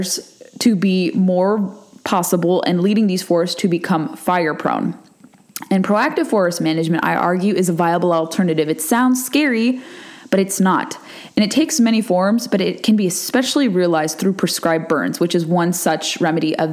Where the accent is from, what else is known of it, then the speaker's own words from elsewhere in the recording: California, United States; moved away; from out west like I am. I'm from California